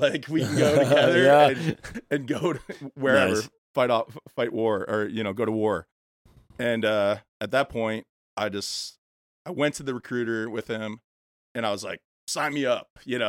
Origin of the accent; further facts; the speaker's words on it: Illinois, United States; I was born in Illinois, suburbs of Chicago, grew up there, middle-class life